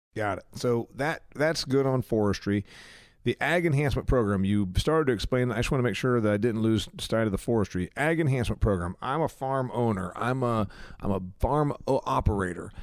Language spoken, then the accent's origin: English; Indiana, United States; Indiana, my home state